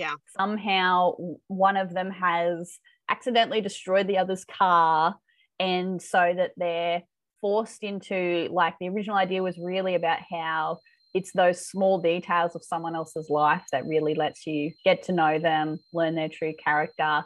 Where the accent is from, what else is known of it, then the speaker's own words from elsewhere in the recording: Australia; accent: Aussie; my accent